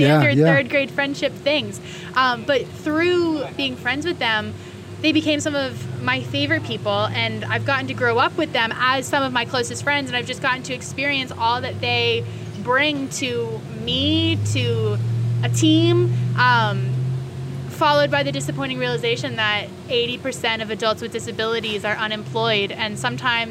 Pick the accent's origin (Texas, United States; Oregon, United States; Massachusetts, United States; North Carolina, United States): North Carolina, United States; Cary; I'm from Cary, North Carolina